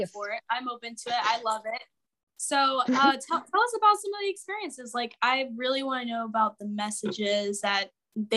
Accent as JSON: {"language": "English", "town": "Jacksonville", "region": "Florida", "country": "United States", "said": "I'm from Florida, Jacksonville."}